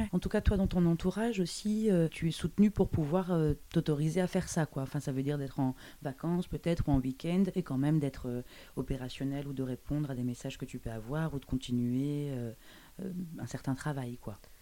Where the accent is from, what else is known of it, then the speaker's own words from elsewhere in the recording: Brussels, Brussels-Capital Region, Belgium; also born or lived in Paris; Bruxelles d'où je viens